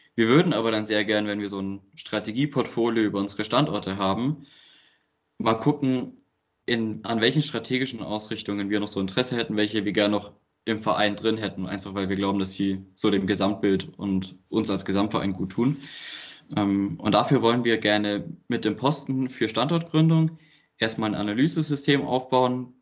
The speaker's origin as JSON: {"language": "German", "town": "Trautskirchen", "region": "Bavaria", "country": "Germany", "moved": "yes", "lives_now": "Berlin, Germany", "said": "ich sitze gerade in Trautskirchen, nennt sich das. Das ist das kleine Dorf, wo ich herkomme"}